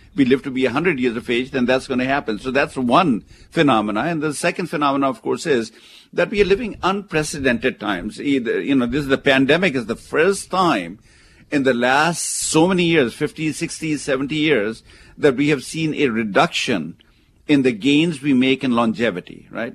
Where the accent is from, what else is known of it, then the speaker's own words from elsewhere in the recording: India; now in United States; where I come from, where I was born in India